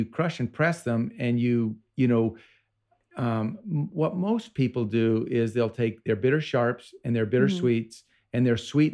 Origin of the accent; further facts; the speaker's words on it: Vermont, United States; I grew up in Vermont